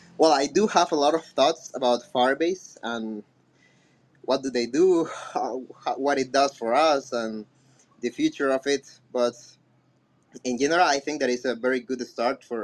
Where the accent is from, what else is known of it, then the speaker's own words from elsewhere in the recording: Colombia; first language Spanish; English is a second language; I'm from Colombia